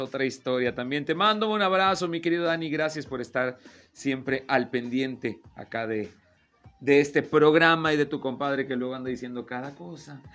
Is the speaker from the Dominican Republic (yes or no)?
no; Mexico; aquí en México, siendo mexicano